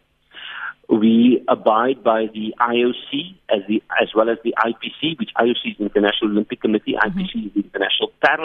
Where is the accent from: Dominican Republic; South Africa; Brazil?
South Africa; Port Elizabeth, Eastern Cape; moved away as an adult; now in Johannesburg, South Africa; I'm from Port Elizabeth